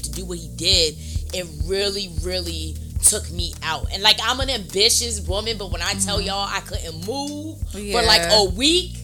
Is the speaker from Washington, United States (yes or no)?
no; New Jersey, United States; moved away as an adult; now in Atlanta, United States; I'm from Jersey